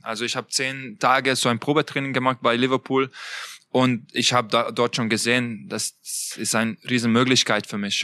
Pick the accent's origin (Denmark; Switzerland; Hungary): Hungary; Budapest; German is a second language; moved away as an adult; now in Leipzig, Germany; ich komme aus Budapest. Ähm, mein Heimat ist natürlich äh, weiterhin Ungarn